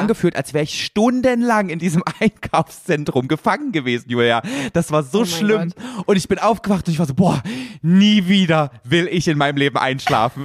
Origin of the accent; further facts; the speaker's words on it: the East, eastern Germany, Germany; ich komm aus dem Osten, da gab es nur russisch